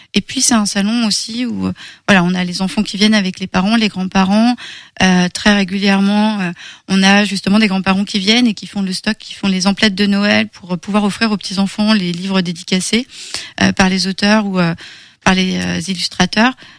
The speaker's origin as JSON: {"language": "French", "area": "Bressart", "region": "Pays de la Loire", "country": "France", "said": "10 km de mon petit village à moi. Euh, moi, je suis de Bressart."}